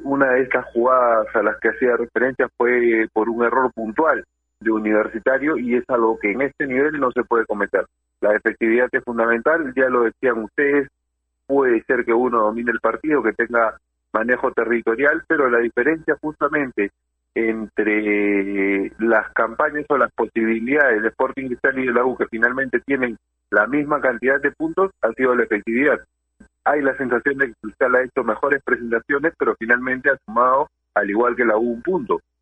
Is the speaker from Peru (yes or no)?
yes; Peru; como peruanos